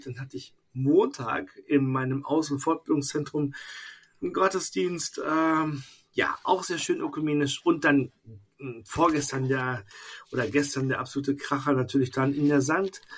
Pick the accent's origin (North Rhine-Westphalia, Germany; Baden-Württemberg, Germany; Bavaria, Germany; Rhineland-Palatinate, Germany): North Rhine-Westphalia, Germany; Bad Oeynhausen; now in Koblenz, Germany; in meiner alten Heimat in Bad Oeynhausen